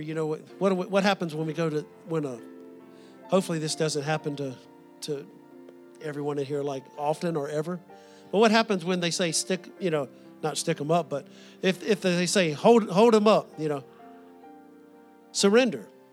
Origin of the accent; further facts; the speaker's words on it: the South, United States; growing up in the South